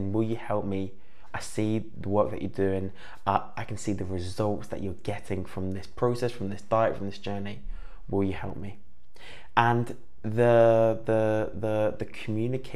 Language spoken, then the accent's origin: English; Cornwall, South West England, United Kingdom; I grew up in Cornwall